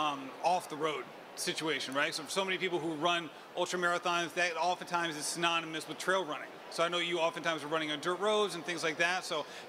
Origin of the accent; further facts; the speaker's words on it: New England, United States; The New Englander in me